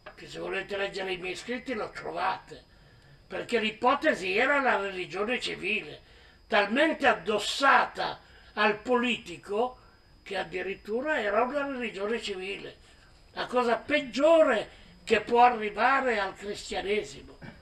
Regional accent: Piedmont, Italy; il mio paese dove sono nato

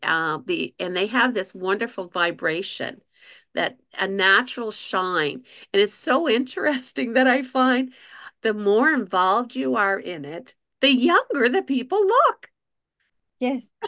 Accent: New Brunswick, Canada; I'm a Canadian

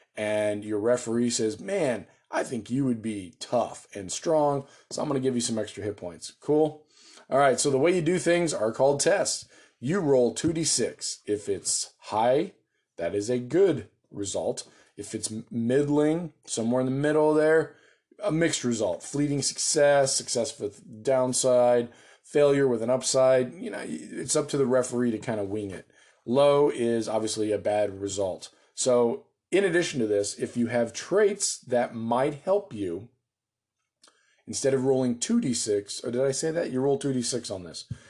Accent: United States; I'm an American

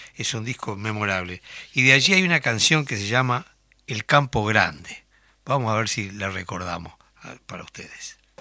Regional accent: Tacuarembó, Uruguay; now in Montevideo, Uruguay; soy de Tacuarembó

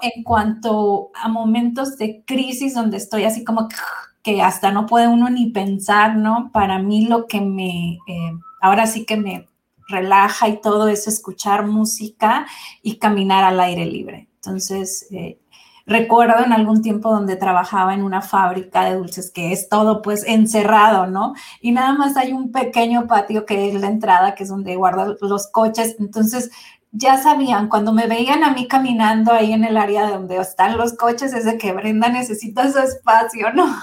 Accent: Mexico; soy de México

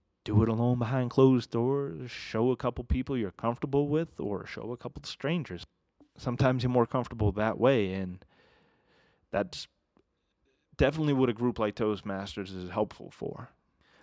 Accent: Massachusetts, United States; now in Ogden, United States; I grew up in New England

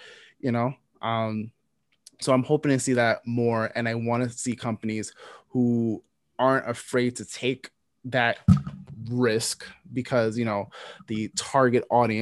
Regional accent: New York City, New York, United States; growing up in New York City

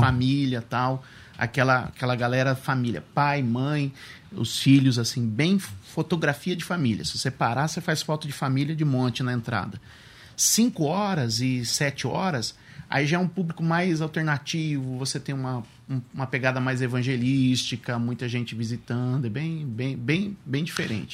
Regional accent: Suzano, São Paulo, Brazil; Sou de Suzano, sou nascido, sou terceira geração de Suzanense

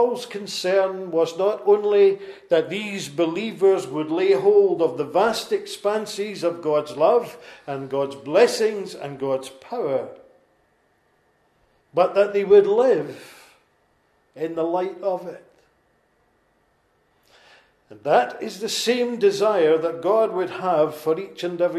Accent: Lanarkshire, Scotland, United Kingdom; accent: Lanarkshire; my Lanarkshire accent

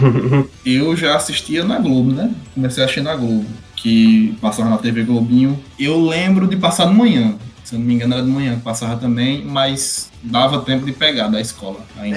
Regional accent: Jericó, Brazil; Jericó, que foi onde eu cresci

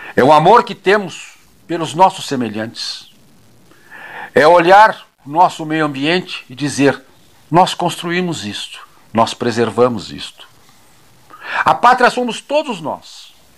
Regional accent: Brazil; nós brasileiros

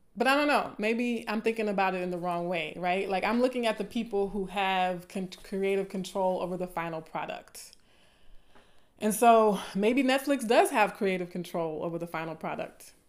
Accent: the South, Southern United States, United States; accent: southern; my southern accent is coming out a little bit

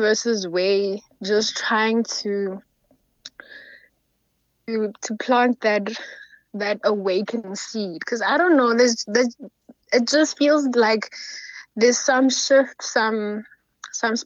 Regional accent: South Africa; it's hard being a South African woman.

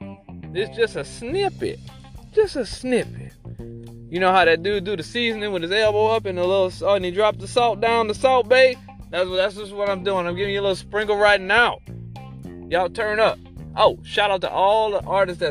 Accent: the South, United States; I'm from the South, South.

